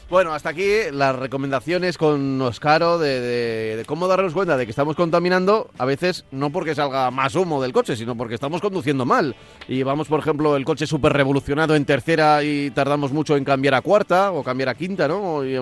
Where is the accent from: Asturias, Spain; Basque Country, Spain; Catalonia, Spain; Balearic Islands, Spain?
Balearic Islands, Spain; Manacor; soy natural de Manacor